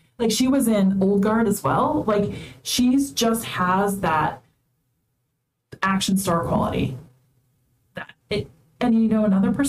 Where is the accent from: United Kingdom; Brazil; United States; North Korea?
United States; as American